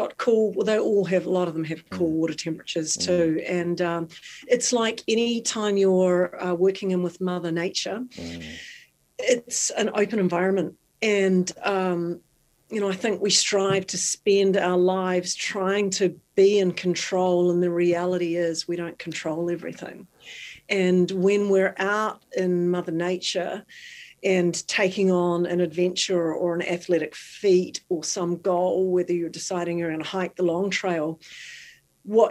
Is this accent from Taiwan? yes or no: no; New Zealand; moved away; I'm from New Zealand. In New Zealand, I was 2 and a half